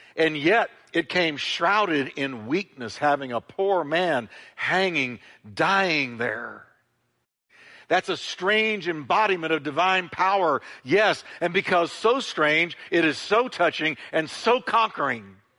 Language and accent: English; United States; As an American, I'm subject to American laws